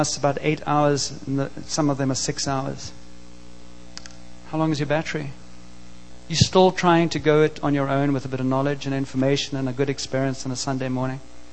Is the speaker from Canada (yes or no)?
no; South Africa; I grew up in South Africa and grew up in a country that was very oppressed at the time